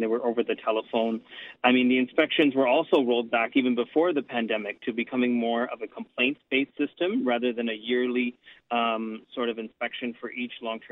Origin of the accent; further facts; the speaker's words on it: Canada; here in Canada